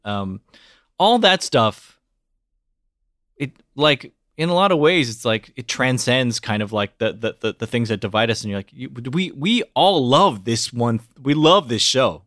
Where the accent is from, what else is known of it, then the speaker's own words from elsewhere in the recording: United States; I'm Korean American